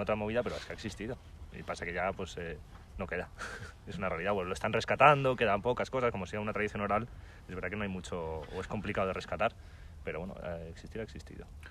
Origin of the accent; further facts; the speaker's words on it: Madrid, Community of Madrid, Spain; somos de Madrid